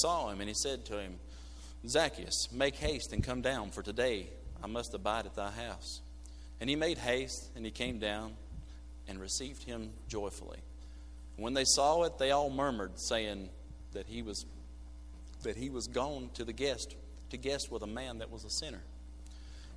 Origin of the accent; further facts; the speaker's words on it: United States; I'm from Burke County